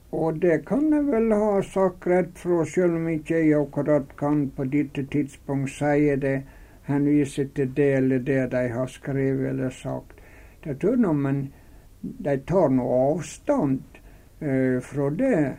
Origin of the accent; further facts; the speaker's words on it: Runde, Møre og Romsdal, Norway; moved away as an adult; now in Fosnavåg, Norway; Og så var jeg veldig glad i heimbygda mi, så det kunne tenkes at det jeg ville lagt inn på og bygd på Runde